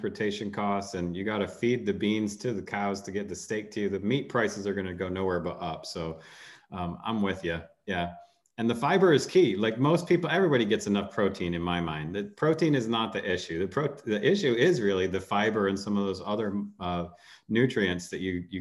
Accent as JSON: {"language": "English", "region": "North Carolina", "country": "United States", "tie": "born or raised there", "also_born_or_lived": "England", "said": "I'm from North Carolina"}